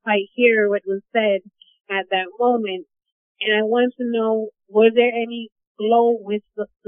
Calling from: New York City, New York, United States; I'm calling from New York City.

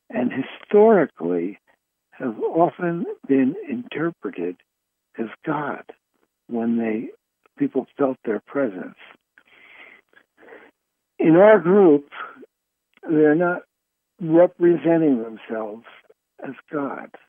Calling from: Fairfield, California, United States; I'm calling from Fairfield, California.

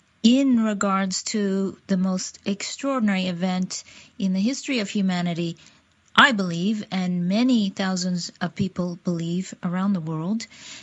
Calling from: Seattle, Washington, United States; I am podcasting from Seattle, Washington

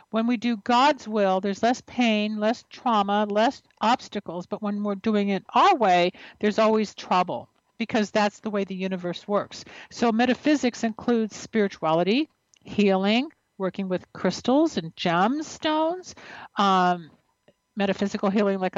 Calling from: Tampa, Florida, United States; I'm calling from Tampa, Florida.

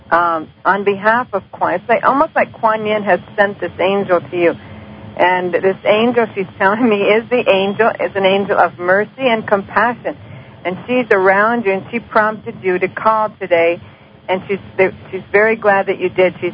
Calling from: Maryland, United States; I'm calling from Maryland.

